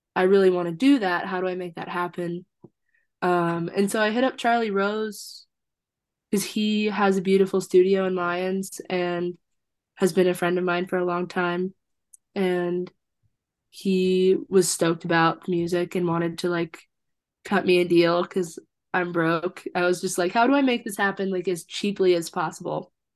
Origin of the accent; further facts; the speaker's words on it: Fort Collins, Colorado, United States; also born or lived in Wisconsin / Iowa City, Iowa / Longmont, Colorado / Austin, Texas; I was born in Wisconsin, but then moved to Iowa City and spent my whole childhood in Iowa City, but then moved to Fort Collins when I was like 10. So like half of childhood in Iowa and then mm-hmm. half in Fort Collins, Colorado.